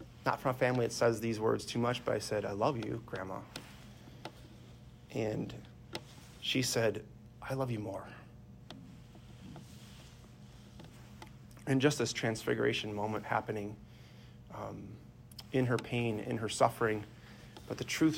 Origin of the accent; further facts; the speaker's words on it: Sheboygan, Wisconsin, United States; I'm from Sheboygan originally.